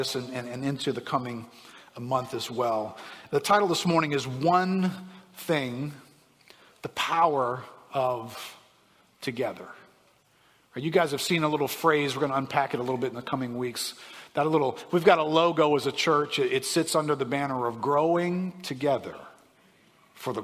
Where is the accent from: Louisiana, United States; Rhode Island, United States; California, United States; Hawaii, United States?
Louisiana, United States; New Orleans; I grew up in New Orleans here